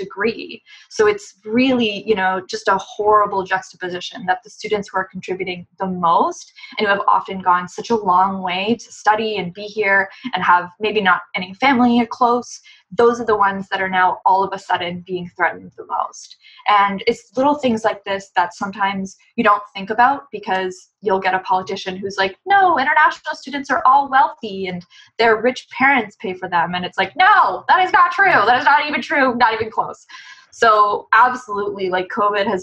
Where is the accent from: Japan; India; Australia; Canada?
Canada; a Canadian labor unionist